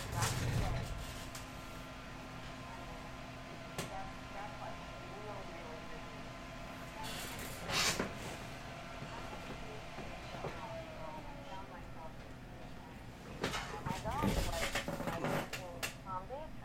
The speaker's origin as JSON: {"language": "English", "region": "New York", "country": "United States", "moved": "yes", "lives_now": "Florida, United States", "said": "I'm a New Yorker"}